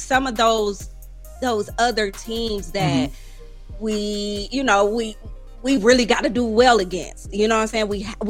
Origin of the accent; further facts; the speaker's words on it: Toledo, Ohio, United States; also born or lived in Philadelphia, Pennsylvania; now in Georgia, United States; living in Toledo, again, from my house, the house that I grew up in, I'm 12 minutes from the Michigan border.